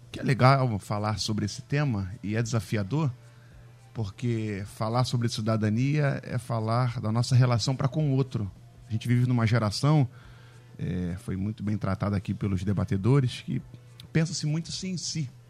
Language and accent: Portuguese; Rio de Janeiro, Brazil; Eu amo a minha cidade, amo o Rio de Janeiro, sou carioca, nasci em Bom Sucesso, Hospital Geral de Bom Sucesso, ao lado da minha igreja.